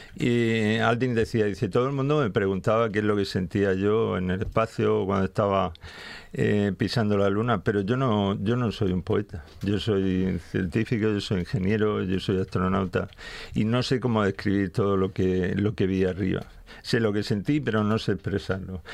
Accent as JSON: {"language": "Spanish", "town": "Cartagena", "region": "Region of Murcia", "country": "Spain", "said": "yo soy de Cartagena"}